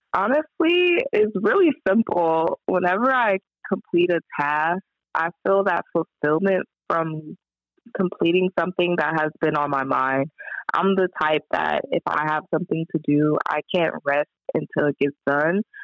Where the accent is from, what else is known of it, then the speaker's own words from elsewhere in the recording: Compton, California, United States; I grew up in Compton, just a little kid growing up in like a really rough city